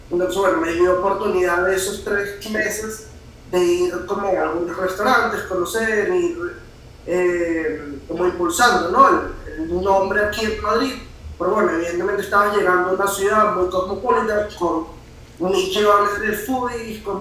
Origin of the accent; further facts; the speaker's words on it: Puerto La Cruz, Anzoátegui, Venezuela; moved away; also born or lived in Caracas; yo soy de Puerto La Cruz